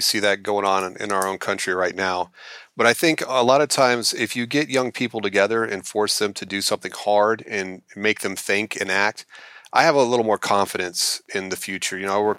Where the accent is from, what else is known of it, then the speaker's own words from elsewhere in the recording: Alabama, United States; And I also remember them being shocked that I was from Alabama.